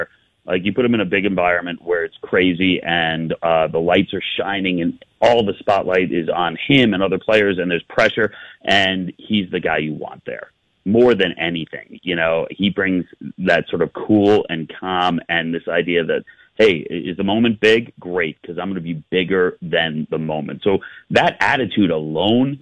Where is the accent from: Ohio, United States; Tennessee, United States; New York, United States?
New York, United States; I grew up in New York. I still live in New York now.